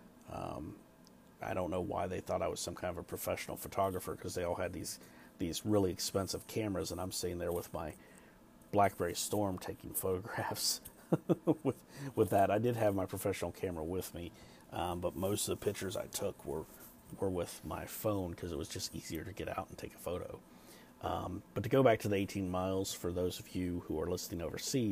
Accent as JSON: {"language": "English", "country": "United States", "said": "I'm from the States"}